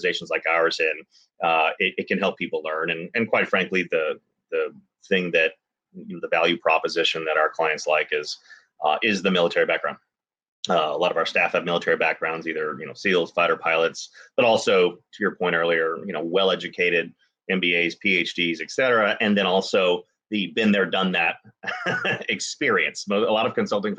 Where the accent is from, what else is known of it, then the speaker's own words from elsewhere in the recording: Dallas, Texas, United States; I grew up in Dallas